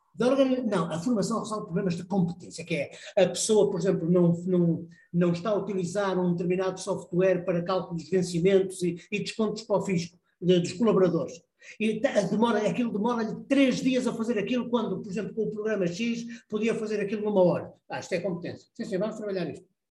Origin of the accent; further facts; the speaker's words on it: Porto, Norte, Portugal; Eu vim para Portugal, para o Porto, sou, sou do Porto